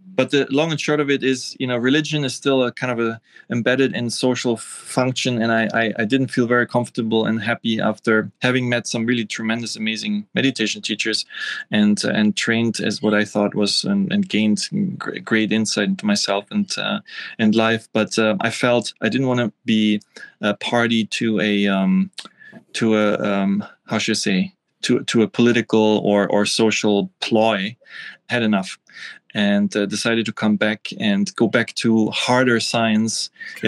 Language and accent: English; Vienna, Austria; moved away as an adult; also born or lived in East Germany / Göttingen, Germany / Rostock, Germany / Asia; I grew up in Austria uh, Vienna